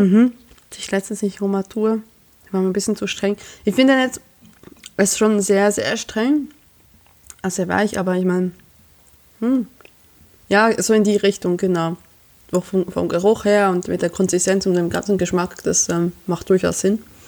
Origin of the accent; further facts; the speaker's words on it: Emmental, Bern, Switzerland; moved away as an adult; now in Germany; ich komme aus dem Emmendal